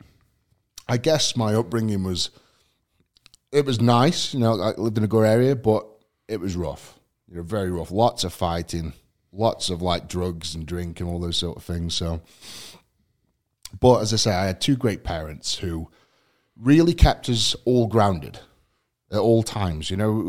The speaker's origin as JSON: {"language": "English", "region": "England", "country": "United Kingdom", "tie": "born or raised there", "said": "So I guess, I mean, growing up in England itself is quite a task."}